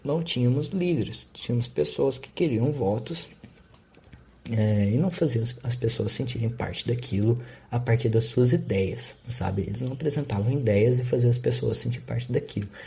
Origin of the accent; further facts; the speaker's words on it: Brazil; eu sou brasileiro